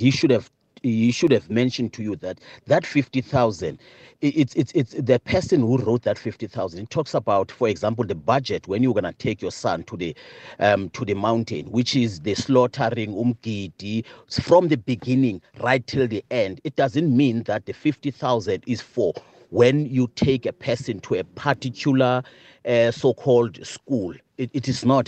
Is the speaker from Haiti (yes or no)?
no; Eastern Cape, South Africa; I'm from Eastern Cape as well.